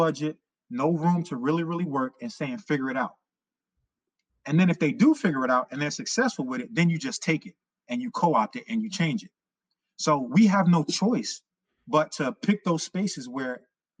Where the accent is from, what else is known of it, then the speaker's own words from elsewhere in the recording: New York City, New York, United States; I grew up in Harlem right over the bridge